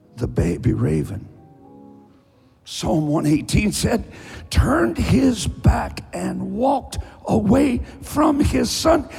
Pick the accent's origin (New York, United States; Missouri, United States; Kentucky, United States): Kentucky, United States; Eastern; I'm from Eastern Kentucky. I talk slowly